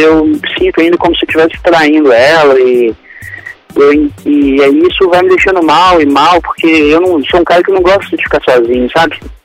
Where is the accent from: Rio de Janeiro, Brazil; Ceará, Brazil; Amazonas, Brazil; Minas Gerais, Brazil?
Minas Gerais, Brazil; Belo Horizonte; accent: mineiro; sou de Belo Horizonte